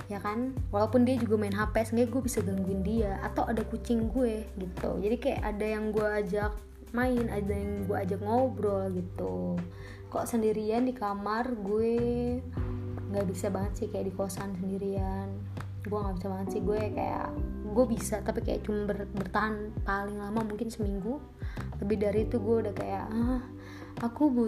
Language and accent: Indonesian; Bogor, West Java, Indonesia; tiba-tiba manggil gue teteh kayak tahu nih orang tahu gue dari Bogor gitu kan